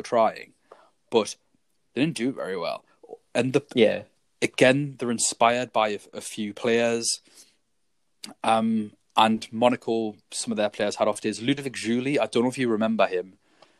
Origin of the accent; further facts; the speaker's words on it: England, United Kingdom; Being English